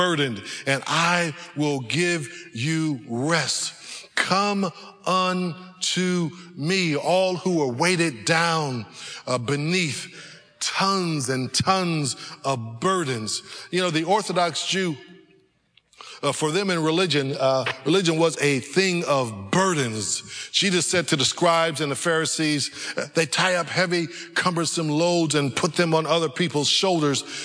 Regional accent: California, United States; moved away; I grew up in California where they have real roller coasters

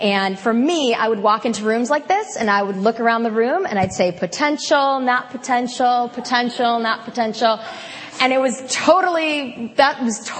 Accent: Wisconsin, United States; I'm from Wisconsin

